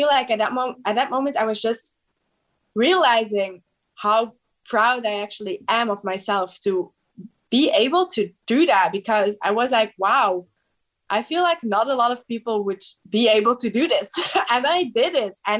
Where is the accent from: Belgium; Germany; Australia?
Belgium; I'm from Belgium